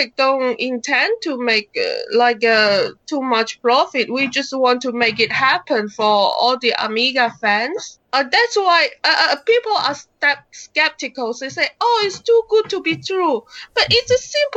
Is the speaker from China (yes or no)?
yes; China; I'm from China